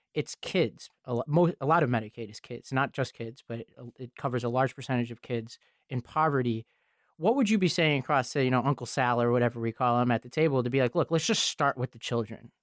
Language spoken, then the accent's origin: English; New York City, New York, United States; I grew up in Staten Island, New York, and, and partially in this town called Travis